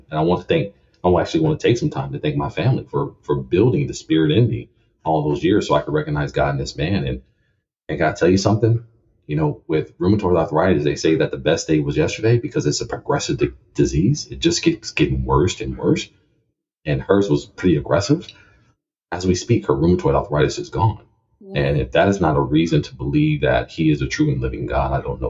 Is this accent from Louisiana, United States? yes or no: yes; Lafayette, Louisiana, United States; Lafayette, Louisiana. A home of crawfish, crocodiles, and boudin.